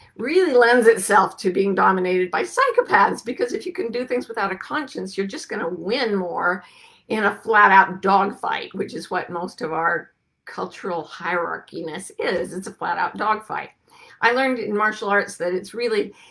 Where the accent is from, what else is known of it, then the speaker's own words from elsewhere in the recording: United States; we United States Americans